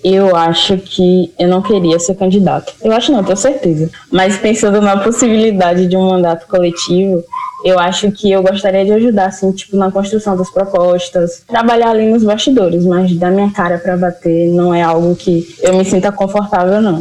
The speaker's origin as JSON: {"language": "Portuguese", "town": "Santo Estêvão", "region": "Bahia", "country": "Brazil", "also_born_or_lived": "Feira de Santana", "moved": "yes", "said": "eu sou de Santo Estevão"}